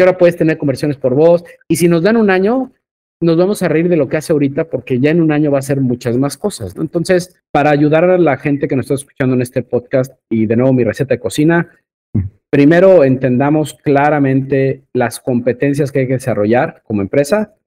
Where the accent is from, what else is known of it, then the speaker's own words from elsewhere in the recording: Mexico; como buen mexicano